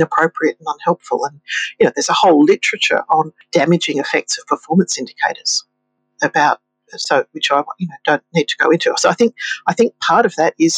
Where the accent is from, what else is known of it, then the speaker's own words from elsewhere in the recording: Victoria, Australia; Victoria, in my home state